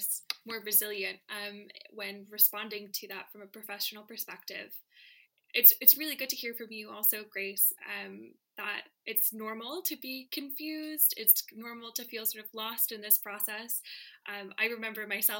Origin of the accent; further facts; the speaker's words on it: United States; I'm American